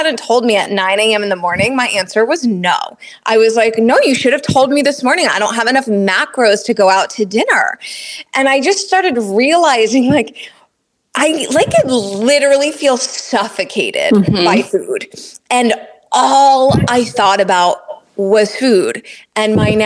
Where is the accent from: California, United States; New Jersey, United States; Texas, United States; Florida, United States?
New Jersey, United States; I'm from New Jersey, and I've got three sisters, three beautiful sisters. And growing up, you know, I grew up with a lot of females